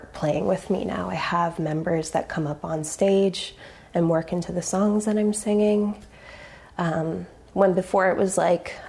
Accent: Grimsby, Ontario, Canada; I grew up in Grimsby, Ontario.

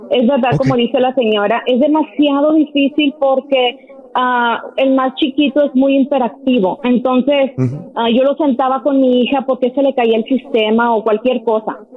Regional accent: Veracruz, Mexico; now in Georgia, United States; Yo soy de Veracruz, de mi a Veracruz.

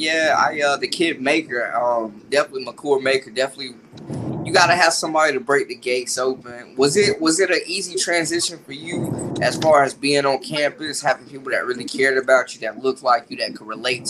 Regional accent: Winston-Salem, North Carolina, United States; Myself, man, I was raised around the Rams, too, going to games and stuff like that.

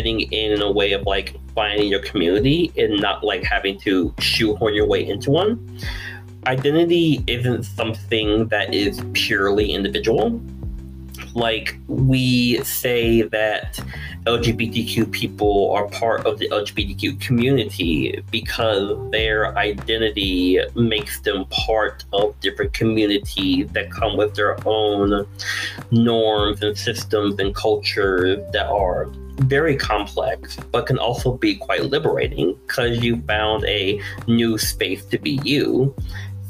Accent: Virginia, United States; now in Texas, United States; I'm originally from Virginia. Now I'm down here in Texas

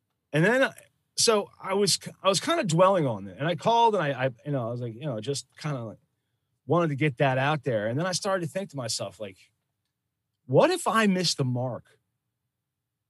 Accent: Philadelphia, Pennsylvania, United States; I come from Philadelphia

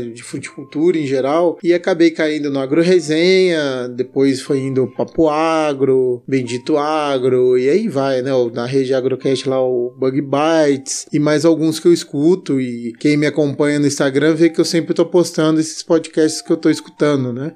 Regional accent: Jundiaí, São Paulo, Brazil; moved away as an adult; now in Lavras, Brazil; sou natural de Jundiaí, terra da uva

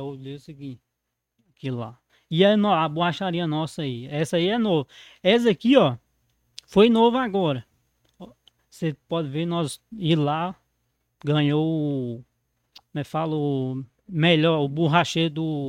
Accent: Mato Verde, Minas Gerais, Brazil; eu nasci dentro da borracharia

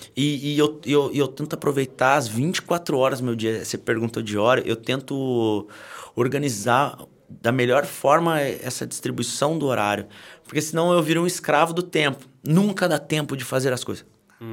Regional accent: Taubaté, São Paulo, Brazil; sou de Taubaté.

